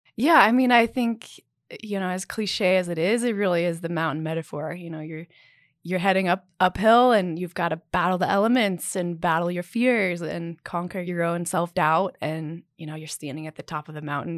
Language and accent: English; Salt Lake City, Utah, United States; fourth or fifth generation Utahn, I suppose. So, I grew up here.